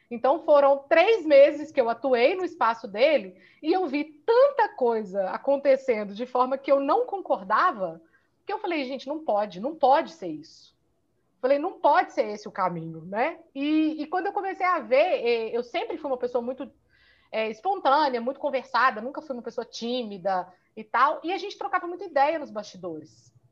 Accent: Minas Gerais, Brazil; eu sou fisioterapeuta, sou daqui de Minas.

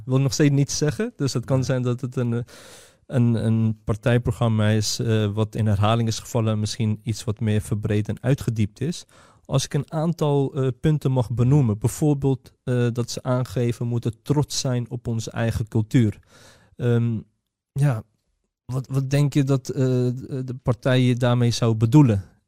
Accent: Netherlands; wij zijn geboren en getogen in Nederland

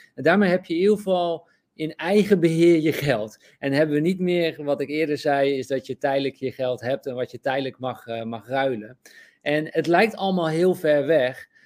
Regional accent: Netherlands; we dat als Nederlanders ook niet eh, beseffen, omdat we in zo'n ja, toch wel goed land zijn opgegroeid

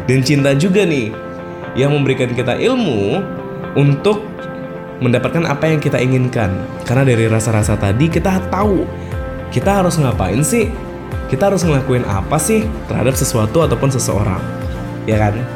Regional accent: Mataram, West Nusa Tenggara, Indonesia; Saya asal dari Mataram, Pulau Lombok, Nusa Tenggara Barat. Saya 23 tahun dan saya seorang jomblo.

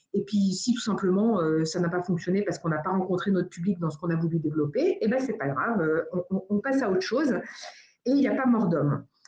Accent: United States; now in France; j'ai grandi aux États-Unis. Alors je dis souvent, euh, je suis française de nationalité américaine de cœur

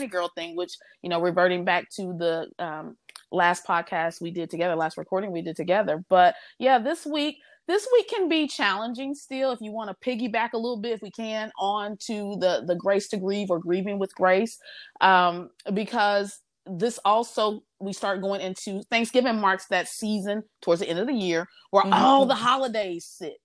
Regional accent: Midwest, United States; now in Houston, United States; I'm from the Midwest

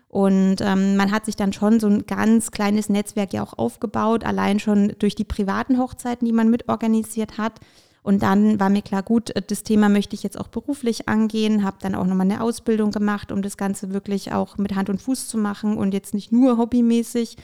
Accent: Bamberg, Bavaria, Germany; also born or lived in Ukraine; ich komme gebürtig aus der Ukraine und ähm, bin damals ähm, eben mit meinen Eltern nach Deutschland gekommen und ähm, bin eigentlich tatsächlich in Bamberg auch äh, damals angekommen

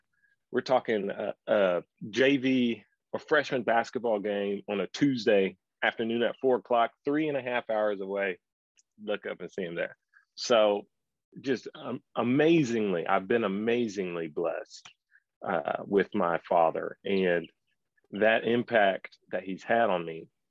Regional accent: Taylor, Texas, United States; I am a realtor here in Taylor, Texas, my hometown.

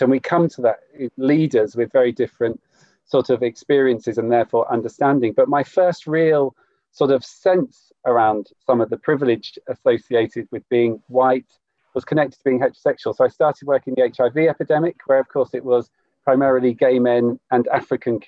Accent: Cornwall, South West England, United Kingdom; I grew up in Cornwall

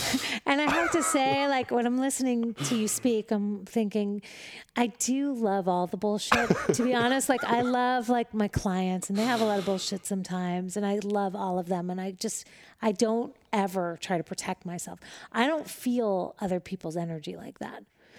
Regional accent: Manhattan, New York, United States; And I'm from Manhattan. So like, if you look to the right or to the left, you're for sure going to crash. So when you look straight, like that was the only way to drive in New York City.

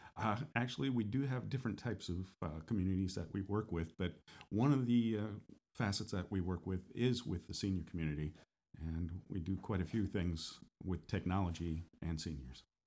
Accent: northern states, United States; now in Florida, United States; I'm from the northern states as well, originally

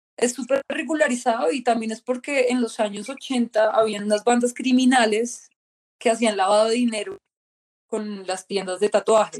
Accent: Colombia; moved away as an adult; now in Australia; yo soy de Colombia

